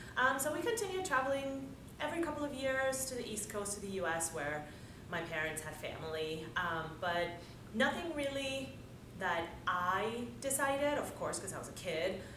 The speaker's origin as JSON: {"language": "English", "country": "Dominican Republic", "tie": "born or raised there", "moved": "as an adult", "said": "I was born and raised in the Dominican Republic"}